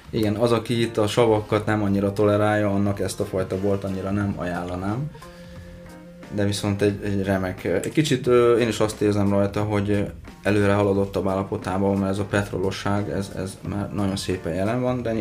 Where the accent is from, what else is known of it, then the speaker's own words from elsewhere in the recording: Szentlőrinc, Baranya, Hungary; baranyai származású